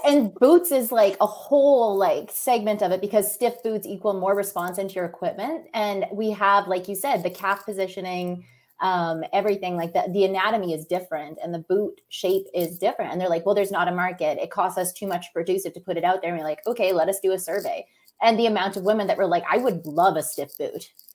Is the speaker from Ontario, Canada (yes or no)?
no; Alberta, Canada; my hometown i grew up in like a small very white privileged town in alberta